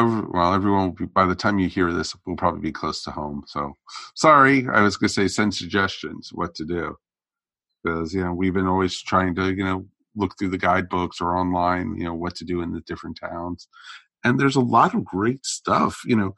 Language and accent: English; Northeast, United States; moved away; I grew up, you know, in the Northeast, so I'm used to driving with, you know, a lot of these people.